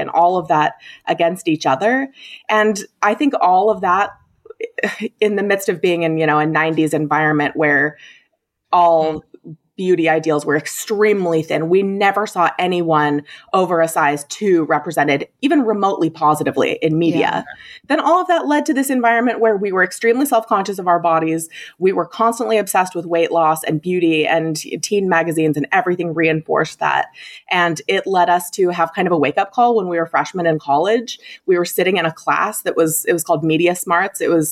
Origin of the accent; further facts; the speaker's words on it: southeastern Idaho, United States; Growing up as identical twins, we grew up in Idaho, in southeastern Idaho